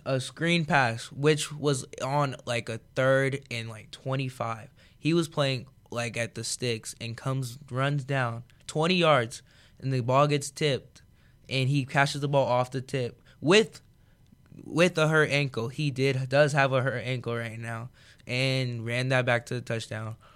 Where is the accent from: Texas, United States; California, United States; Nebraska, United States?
California, United States; now in Iowa, United States; from California